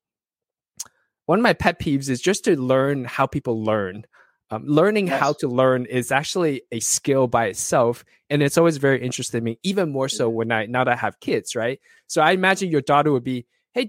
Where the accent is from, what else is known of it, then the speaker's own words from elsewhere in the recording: Southern California, United States; I grew up in Southern California